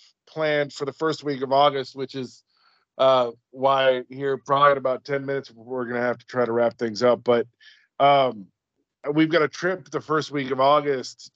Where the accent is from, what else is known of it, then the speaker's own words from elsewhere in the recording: coast of Alaska, United States; now in Texas, United States; I grew up on the coast of Alaska, literally across the street from the bay